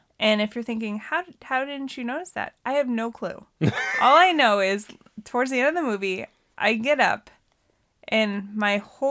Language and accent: English; Montana, United States; it's hotter than shit in Arizona. And I came from Montana.